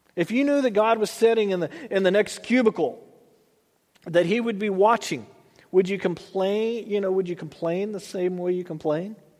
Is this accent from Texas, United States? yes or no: yes; Texas, United States; moved away as an adult; now in Tulare, United States; I grew up in Texas